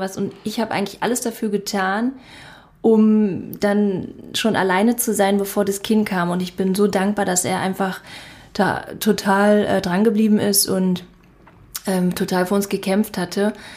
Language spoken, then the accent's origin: German; Berlin, Germany; moved away as an adult; also born or lived in Bali; wir sind jetzt wieder in meiner Heimatstadt Berlin angekommen